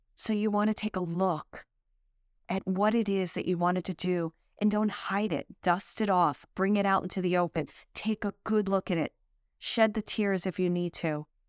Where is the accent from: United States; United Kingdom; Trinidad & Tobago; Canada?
United States; Brooklyn, New York; also born or lived in Manhattan; I grew up in Brooklyn, then moved to Manhattan